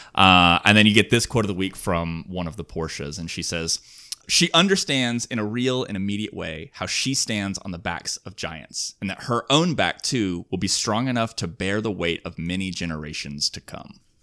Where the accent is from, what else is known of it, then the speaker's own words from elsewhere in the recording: Alabama, United States; now in California, United States; I grew up in Alabama